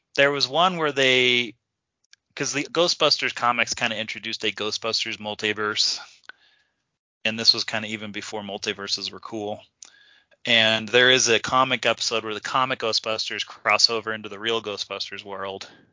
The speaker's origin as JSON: {"language": "English", "region": "Kansas", "country": "United States", "tie": "born or raised there", "said": "now I grew up in Kansas."}